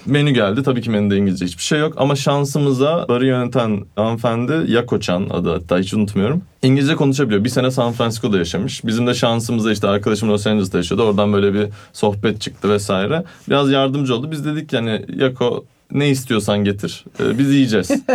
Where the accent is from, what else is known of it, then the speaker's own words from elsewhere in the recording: Turkey; also born or lived in Italy; Türk'üm dedim